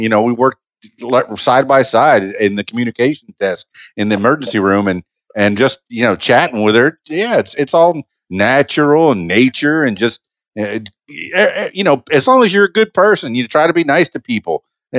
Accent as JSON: {"language": "English", "town": "Miami", "region": "Florida", "country": "United States", "said": "I'm half Cuban from Miami. So the Santeria has been a part of my life."}